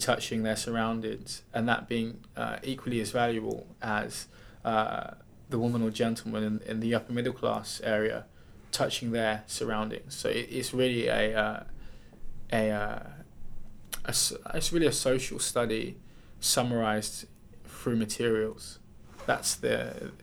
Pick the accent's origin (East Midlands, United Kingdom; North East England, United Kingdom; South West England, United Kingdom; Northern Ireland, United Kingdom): East Midlands, United Kingdom; Wellingborough; moved away as an adult; also born or lived in Brixton, London / Leicester; now in London, United Kingdom; I grew up in Northamptonshire